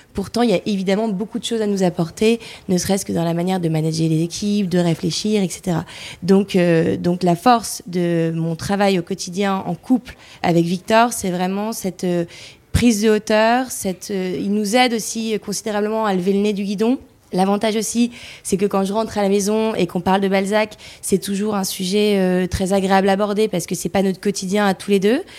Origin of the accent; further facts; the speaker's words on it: the North, France; on vient du Nord